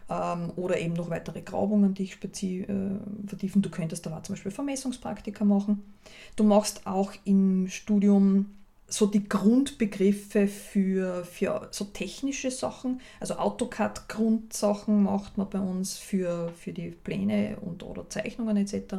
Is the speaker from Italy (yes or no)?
no; Austria; bei uns in Österreich